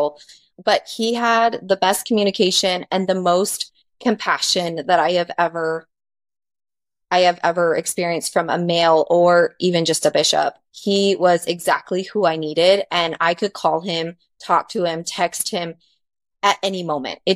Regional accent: Arizona, United States; moved away; I grew up in Arizona, and that's where we were married. And I knew everyone because that was just, I'd lived there, my whole life

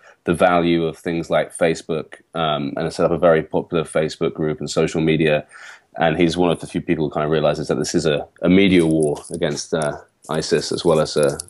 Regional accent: London, United Kingdom; So I'm from London, but my father is Iraqi and my mother is British.

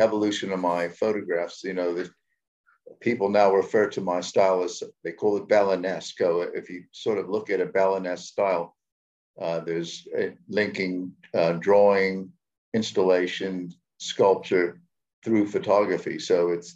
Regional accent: New York City, New York, United States; accent: New Yorker; moved away as an adult; also born or lived in California; now in South Africa; was born in New York City and spent the first 18 years of my life more or less in and around New York City

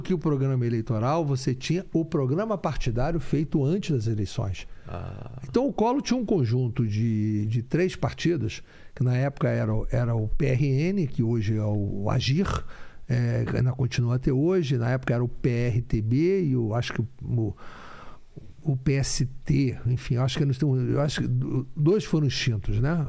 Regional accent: Rio de Janeiro, Brazil; nasci no Rio de Janeiro. Meu pai teve muito envolvimento com política

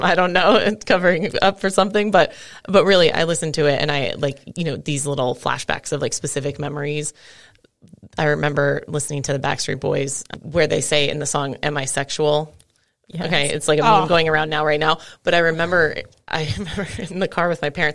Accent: San Diego, California, United States; moved away; I grew up in San Diego

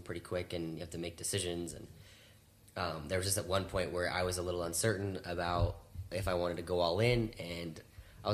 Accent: Alberta, Canada; now in Arizona, United States; I am from Alberta, Canada

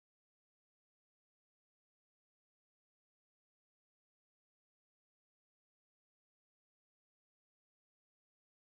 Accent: Connecticut, United States; moved away; also born or lived in New York; I'm originally from the East Coast, grew up in Connecticut

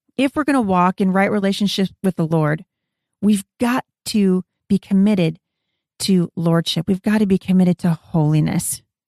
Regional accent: Pacific Northwest, United States; I was born here in the Pacific Northwest

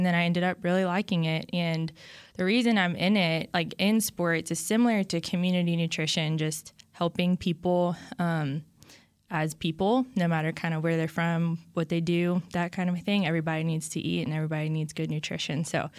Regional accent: Baton Rouge, Louisiana, United States; But then I'm from Baton Rouge, Louisiana, and I went to LSU.

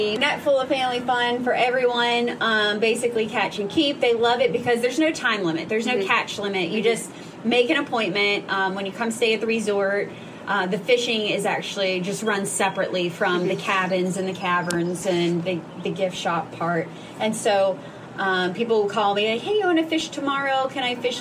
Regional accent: Pennsylvania, United States; moved away as an adult; now in West Virginia, United States; I am actually a Pennsylvania girl who moved to West Virginia in 2007

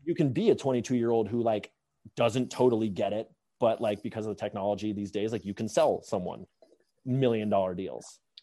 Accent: Atlanta, Georgia, United States; moved away; also born or lived in Bay Area; I grew up in Atlanta

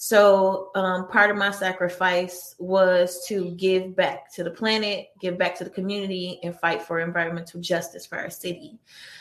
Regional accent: Detroit, Michigan, United States; moved away as an adult; now in Santa Monica, United States; I grew up in Detroit, Michigan, born and raised

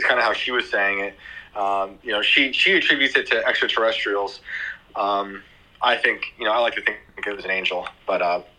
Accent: New York, United States; Yeah, that's I grew up near West Point in New York

